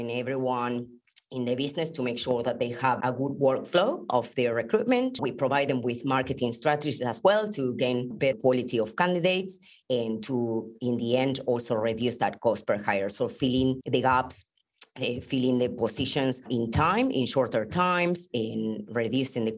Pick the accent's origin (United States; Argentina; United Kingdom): Argentina; Buenos Aires; moved away as an adult; now in Sydney, Australia; I'm originally from Buenos Aires, Argentina.